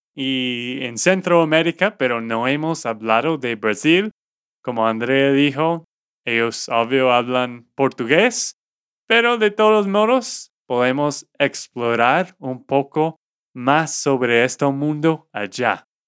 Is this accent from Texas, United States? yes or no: yes; Texas, United States; Spanish is a second language; now in Colombia; de Texas, Estados Unidos